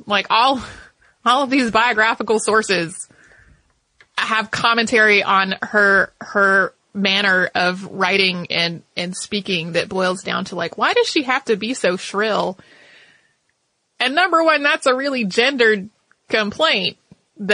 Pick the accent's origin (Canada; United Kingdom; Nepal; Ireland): Canada; I am Canadian and am a victim of a lot of aggrandizing narratives about my country